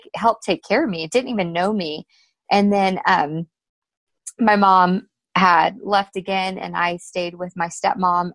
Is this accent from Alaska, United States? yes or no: yes; Alaska, United States; I was born in Alaska